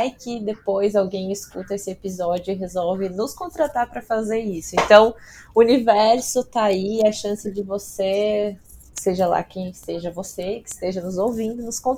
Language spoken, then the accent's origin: Portuguese; northern Paraná, Brazil; accent: northern Paraná; eu tô no norte do Paraná e eu tenho a chance de falar par sem ser recriminada, porque esse é o meu sotaque tradicional.